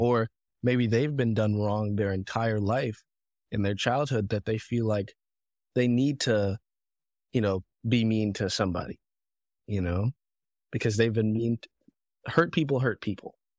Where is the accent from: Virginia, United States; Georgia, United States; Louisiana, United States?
Georgia, United States; Fayetteville; also born or lived in Africa; I grew up in Fayetteville, Georgia